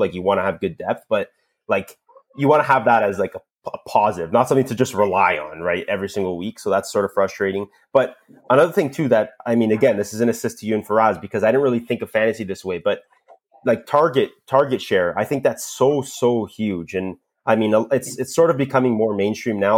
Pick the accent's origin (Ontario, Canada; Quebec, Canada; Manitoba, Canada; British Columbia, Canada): Ontario, Canada; Toronto; accent: Canadian; I'm from Toronto, Canada